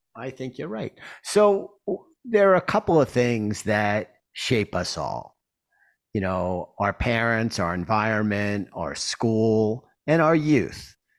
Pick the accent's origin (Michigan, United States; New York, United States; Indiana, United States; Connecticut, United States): New York, United States; I grew up in Queens